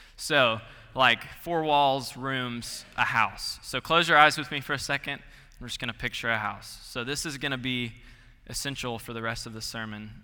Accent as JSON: {"language": "English", "town": "Gainesville", "region": "Georgia", "country": "United States", "moved": "as an adult", "said": "I'm from Gainesville, Georgia, forty-five minutes northeast of Atlanta"}